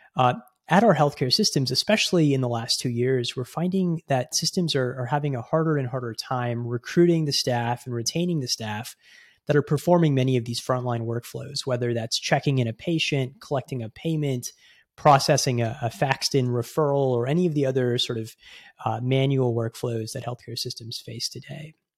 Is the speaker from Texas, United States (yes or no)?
yes; Houston, Texas, United States; moved away as an adult; also born or lived in Bay Area, California; I grew up in Houston, which, um, is home to the world's largest medical center